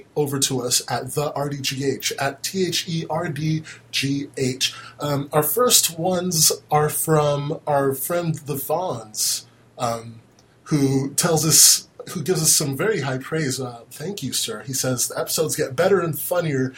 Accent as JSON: {"language": "English", "country": "United States", "said": "I'm American"}